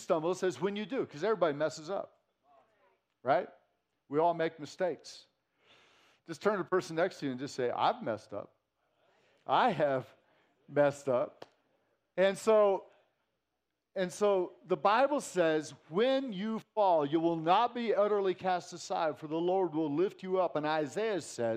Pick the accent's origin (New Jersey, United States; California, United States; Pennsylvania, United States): California, United States; Santa Cruz; moved away; I grew up in Santa Cruz, California